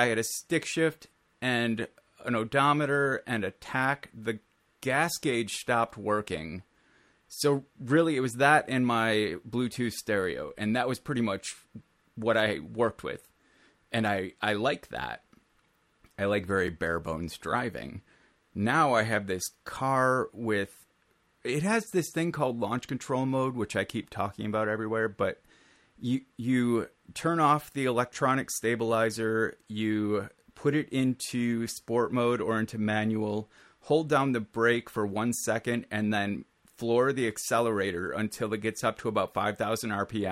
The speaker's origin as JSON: {"language": "English", "region": "Minnesota", "country": "United States", "said": "I am from Minnesota"}